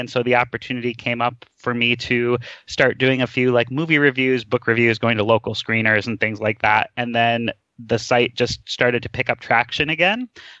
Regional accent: Midwest, United States; I grew up in the Midwest and Disney was always my jam.

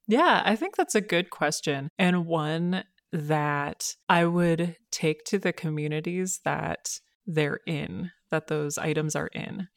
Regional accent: Minneapolis–Saint Paul, Minnesota, United States; also born or lived in Boston; I grew up in the Twin Cities

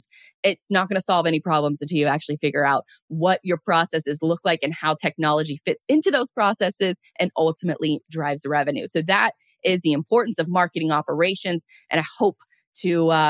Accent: Florida, United States; I'm from Florida

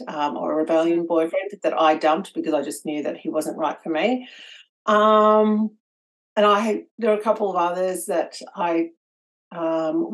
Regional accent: Victoria, Australia; also born or lived in Melbourne; I'm from Victoria in Australia, and up until 14 months ago, I was living in Melbourne, but currently I'm living in a small country town about 2 hours from the city.

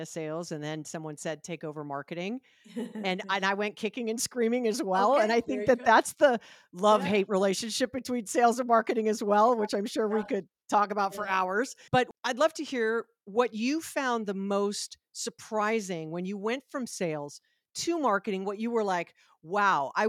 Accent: Hawaii, United States; I'm from Hawaii

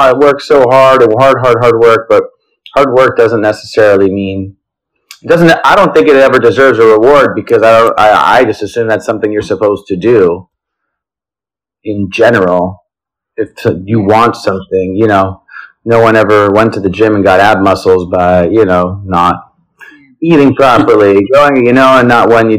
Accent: New Jersey, United States; also born or lived in Los Angeles, United States / Israel; now in New York City, United States; now I'm based in New York City, but I've lived in LA, Israel, and born and raised in New Jersey

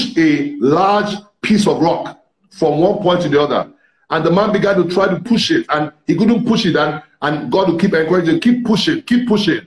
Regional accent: Ibadan, Oyo, Nigeria; I grew up in Ibadan, the city of Ibadan

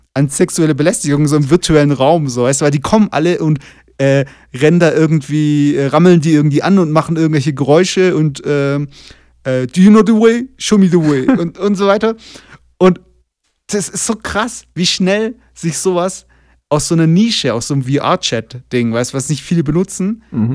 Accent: Germany; moved away as an adult; now in Toluca, Mexico; als Deutscher

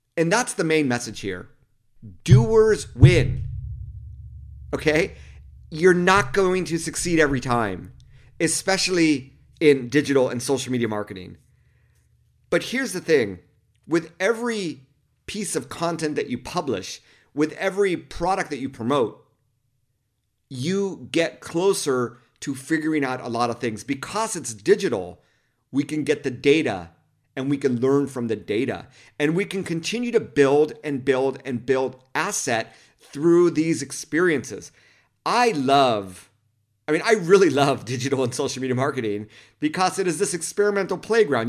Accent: Los Angeles County, California, United States; When I grew up in Los Angeles County, two one three was actually our area code

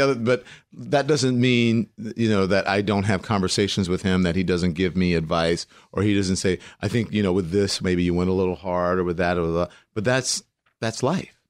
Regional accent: Port Allen, Louisiana, United States; Lafayette is forty-five minutes from my hometown, which is Port Allen, which is West Baton Rouge

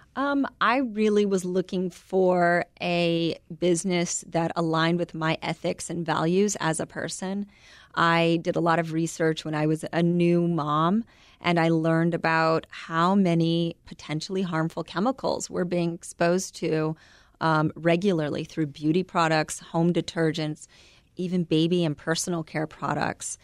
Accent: United States

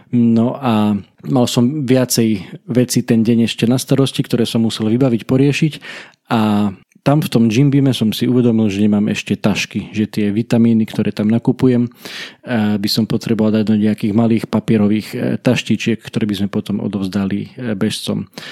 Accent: Kalša, Košice Region, Slovakia; U nás v Kalši v dedinke, z ktorej pochádzam, v ktorej žijem

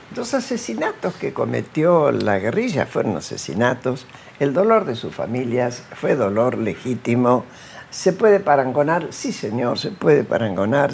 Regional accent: Argentina

